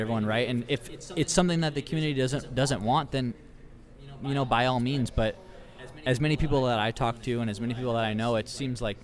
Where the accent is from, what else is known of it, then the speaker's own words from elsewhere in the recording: Eagle River, Alaska, United States; I'm from Eagle River, too